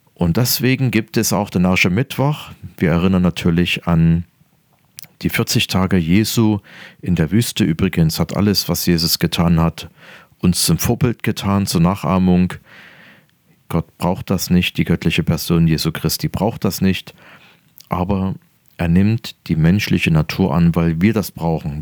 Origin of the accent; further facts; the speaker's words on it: near Dresden, Saxony, Germany; Ich bin geboren in der Nähe von Dresden